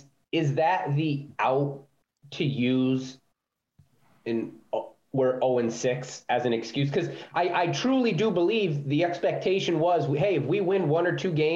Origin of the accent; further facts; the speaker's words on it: Connecticut, United States; now in Massachusetts, United States; I'm from Connecticut. I live in Massachusetts